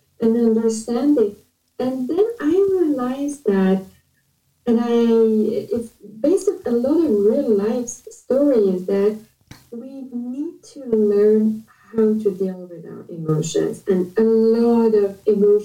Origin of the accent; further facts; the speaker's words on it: Iran; moved away as an adult; now in Canada; I am from Iran